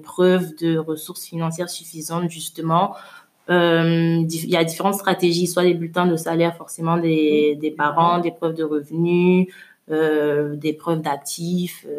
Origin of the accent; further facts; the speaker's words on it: Abidjan, Côte d’Ivoire; also born or lived in Suresnes, France / Lomé, Togo; je suis née en France, mais j'ai grandi à Abidjan